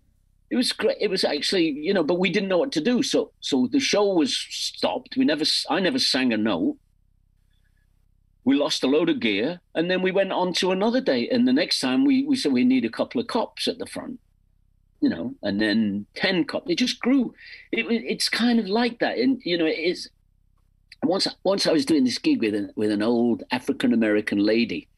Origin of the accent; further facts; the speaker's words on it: England, United Kingdom; accent: English; songs with an English accent